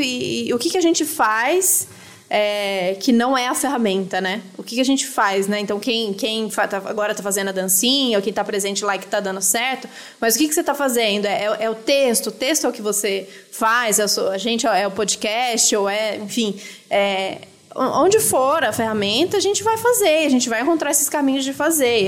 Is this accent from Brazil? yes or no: yes; Brazil; se a gente é brasileiro e a gente tá vivo aqui